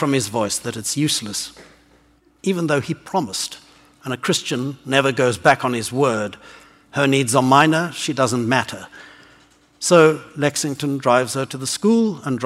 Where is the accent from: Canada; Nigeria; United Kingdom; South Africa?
South Africa; being born into this racist system